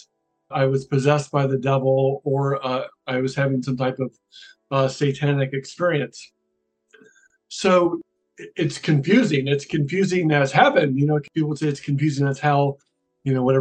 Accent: Iowa City, Iowa, United States; I grew up in Iowa City, Iowa

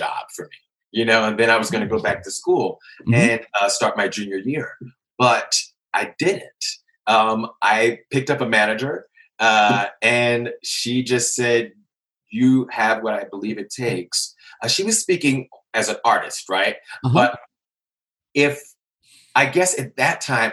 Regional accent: Philadelphia, Pennsylvania, United States; moved away as an adult; also born or lived in New York; I am originally from Philly

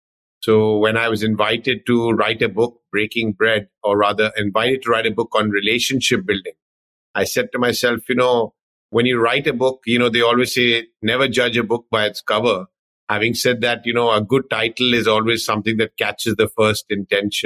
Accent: London, United Kingdom; I was sort of born and brought up in London, UK

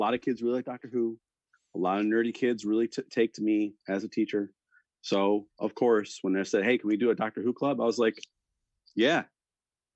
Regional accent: Buffalo, New York, United States; I'm from Buffalo

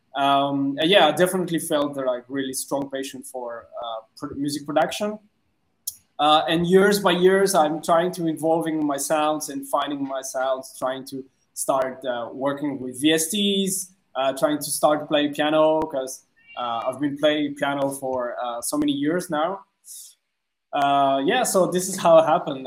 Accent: France; English is a second language; moved away as an adult; now in Vietnam; I'm originally from France, so I'm French

